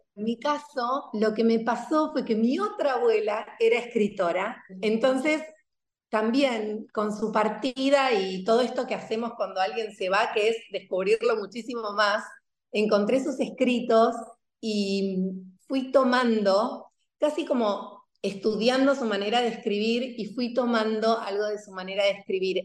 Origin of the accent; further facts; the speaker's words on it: Buenos Aires, Argentina; moved away as an adult; also born or lived in southern France; now in Málaga, Spain; hace poquito estuve en Buenos Aires, viajé hace muy poquito. Yo vivo en España, en Málaga, y me viajé sin mis hijos y me reencontré con mi biblioteca de pequeña